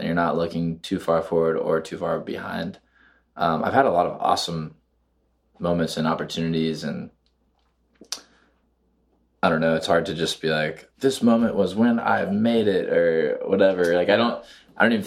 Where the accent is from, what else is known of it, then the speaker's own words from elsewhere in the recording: South Carolina, United States; moved away; also born or lived in Atlanta; I grew up in South Carolina listening to folk music